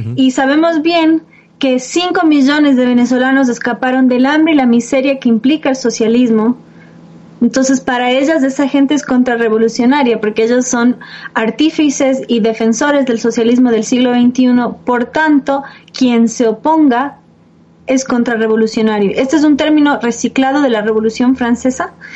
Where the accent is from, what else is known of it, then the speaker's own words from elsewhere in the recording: Quito, Pichincha, Ecuador; Quito, de donde soy yo